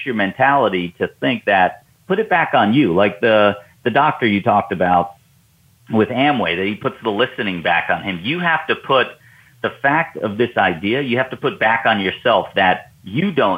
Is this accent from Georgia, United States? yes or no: no; New York, United States; now in Atlanta, United States; you and I live in the South, Southeast U.S., and I'm originally from New York